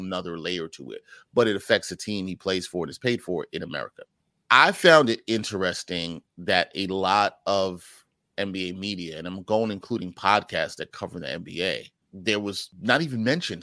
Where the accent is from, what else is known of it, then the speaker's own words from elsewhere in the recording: New York City, New York, United States; I am from the Great Borough of Brooklyn, New York City, Big Apple